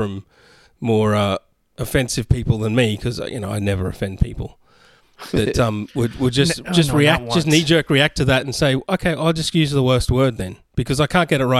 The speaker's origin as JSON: {"language": "English", "country": "Australia", "said": "I'm Australian"}